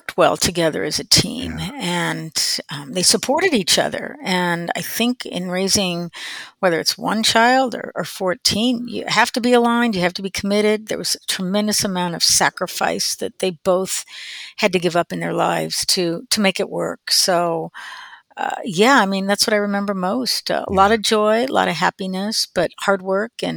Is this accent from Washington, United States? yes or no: no; Prairie Village, Kansas, United States; I grew up in Prairie Village, Kansas, Overland Park, Prairie Village area